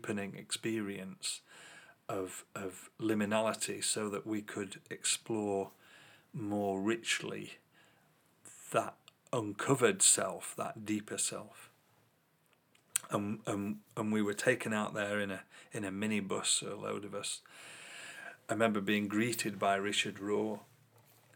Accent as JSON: {"language": "English", "region": "England", "country": "United Kingdom", "said": "As an English person"}